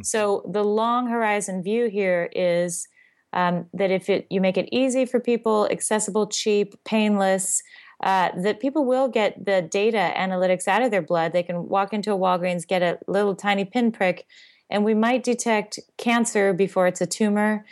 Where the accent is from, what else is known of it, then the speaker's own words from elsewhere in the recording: Seattle, Washington, United States; I grew up in Seattle.